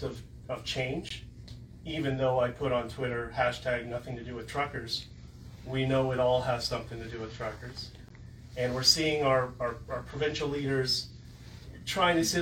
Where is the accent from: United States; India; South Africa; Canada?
Canada; we're Canadian